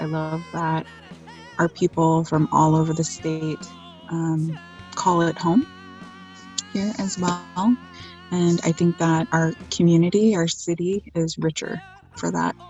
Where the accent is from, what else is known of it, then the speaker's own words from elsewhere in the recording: Unalakleet, Alaska, United States; now in Anchorage, United States; I come from Ungalakhlik, also known as Yunlaklit